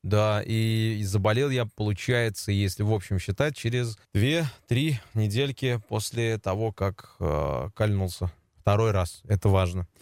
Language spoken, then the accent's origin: Russian; Kazan, Tatarstan, Russia; я жил у себя роди с родителями в поселке Дербышки